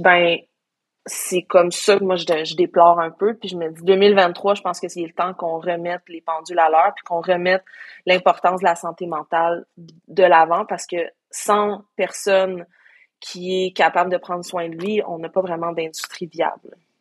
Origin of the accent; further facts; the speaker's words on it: Sherbrooke, Quebec, Canada; moved away as an adult; also born or lived in Coaticook; now in Montreal, Canada; je suis née à Montréal. J'ai, passé cinq ans de ma vie à Quaticook pour l'école. Après ça, cinq ans de ma vie à Sherbrooke pour l'école